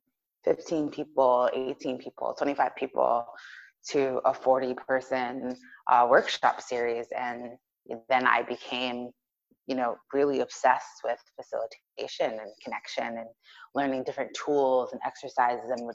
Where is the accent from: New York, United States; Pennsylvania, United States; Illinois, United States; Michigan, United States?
New York, United States; I am from New York